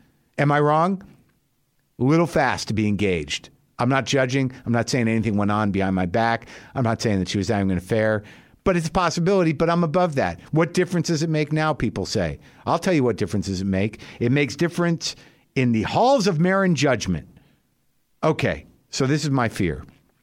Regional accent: New Mexico, United States; I grew up in New Mexico. I live here now.

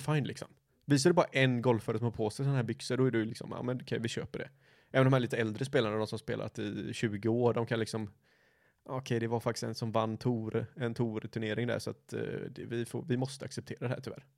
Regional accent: Gothenburg, Västra Götaland, Sweden; vi är ju göteborgare

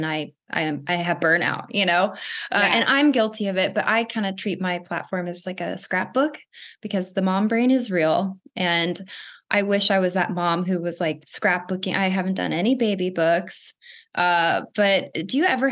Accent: Arizona, United States; Growing up in Arizona

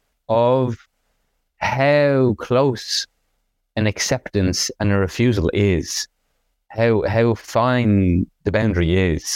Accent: Dublin, Leinster, Ireland; also born or lived in France; my family home in Dublin

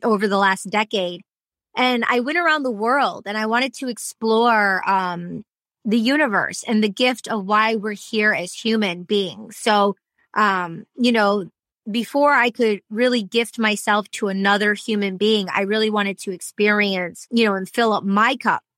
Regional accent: Michigan, United States; accent: Michigan; also born or lived in Detroit; now in Los Angeles, United States; I was raised in Michigan

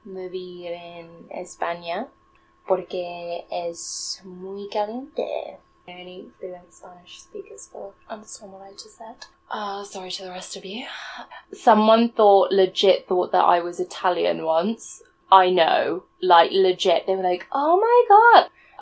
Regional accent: South East England, United Kingdom; also born or lived in India (ancestry); I'm British. Yeah, I was born and raised in England. But yeah, I am Indian. My roots are in India.

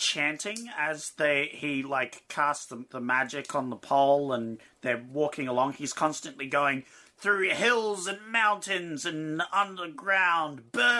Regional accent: Australia; Yeah, we're Australian.

